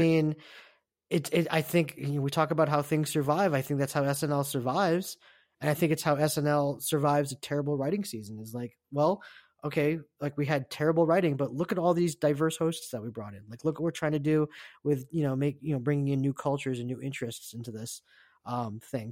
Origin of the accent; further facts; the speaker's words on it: United States; I'm Korean American